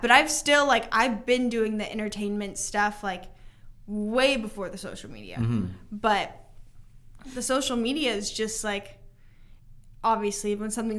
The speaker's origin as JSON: {"language": "English", "town": "Nashville", "region": "Tennessee", "country": "United States", "said": "I'm from Nashville"}